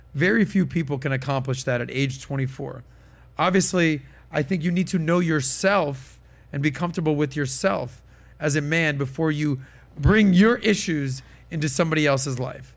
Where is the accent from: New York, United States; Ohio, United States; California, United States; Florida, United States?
Florida, United States; Miami; born and raised in Miami